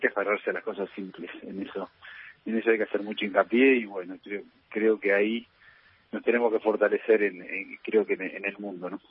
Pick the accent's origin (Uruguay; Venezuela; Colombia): Uruguay; soy muy, muy uruguayo